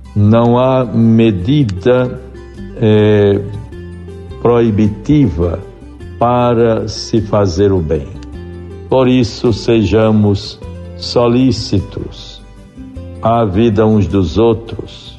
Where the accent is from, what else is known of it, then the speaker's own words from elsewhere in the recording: Tangará, Rio Grande do Norte, Brazil; Tangará, na década de 60 no período em que se instalava ali naquela cidade, a minha terra natal